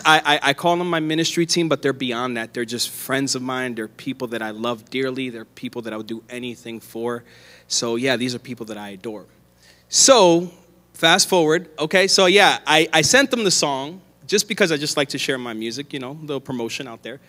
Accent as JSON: {"language": "English", "town": "Philadelphia", "region": "Pennsylvania", "country": "United States", "tie": "born or raised there", "moved": "as an adult", "lives_now": "Arizona, United States", "said": "I'm from Philadelphia, born and raised."}